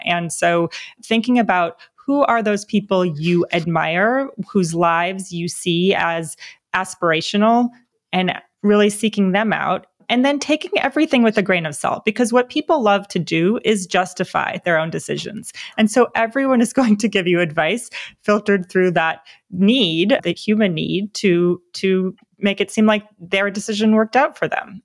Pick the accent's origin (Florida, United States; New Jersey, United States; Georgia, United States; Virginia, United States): New Jersey, United States; moved away; I grew up on the East Coast as well in New Jersey